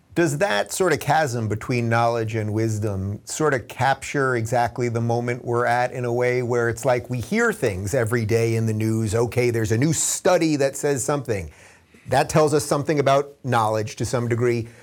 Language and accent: English; Long Island, New York, United States; growing up on Long Island